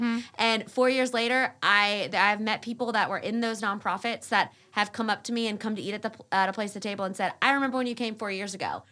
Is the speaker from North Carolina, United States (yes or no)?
yes; Wake Forest, North Carolina, United States; also born or lived in Raleigh, North Carolina; I grew up in the Wake Forest area